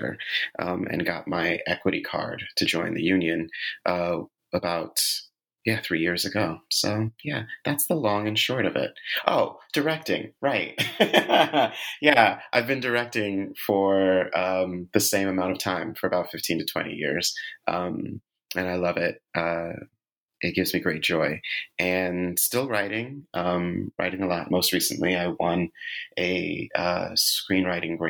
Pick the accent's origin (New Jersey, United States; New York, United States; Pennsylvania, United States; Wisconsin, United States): New York, United States; New York City; born and raised in New York City